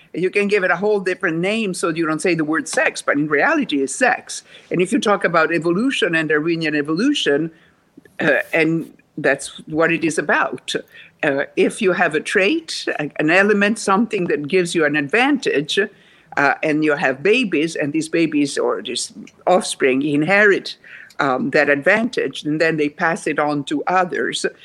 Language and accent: English; Rome, Lazio, Italy; English is a second language; moved away as an adult; now in United States; I was born in Rome, Italy